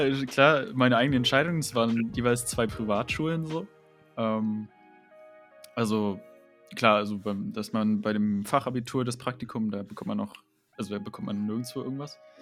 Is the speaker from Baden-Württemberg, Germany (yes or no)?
no; Dresden, Saxony, Germany; moved away as an adult; now in Leipzig, Germany; Ich komme ja aus Dresden